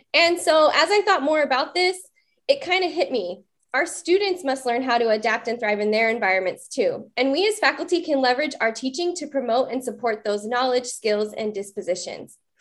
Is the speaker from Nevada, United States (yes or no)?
yes; Las Vegas, Nevada, United States; now in Chico, United States; Dr. Magnus and I, one of our guests today, were both born and raised in Las Vegas